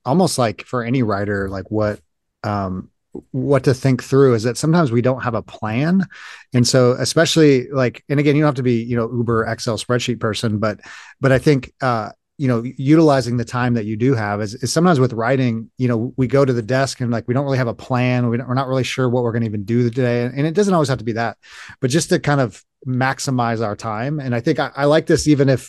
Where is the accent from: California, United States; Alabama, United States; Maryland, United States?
California, United States; now in Midwest, United States; I'm from California originally. I live in the Midwest